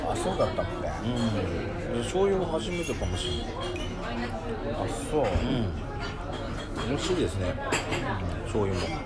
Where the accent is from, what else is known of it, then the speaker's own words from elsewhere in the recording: Fukuoka, Japan; 博多出身福岡出身だからかな